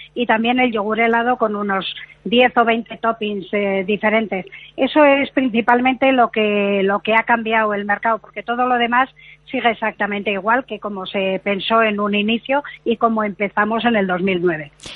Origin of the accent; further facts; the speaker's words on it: Bilbao, Basque Country, Spain; yo soy de Bilbao